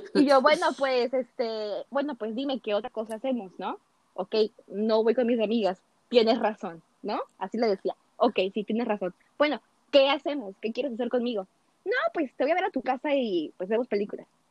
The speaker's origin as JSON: {"language": "Spanish", "country": "Mexico", "said": "hasta nosotras mismas como mexicanas"}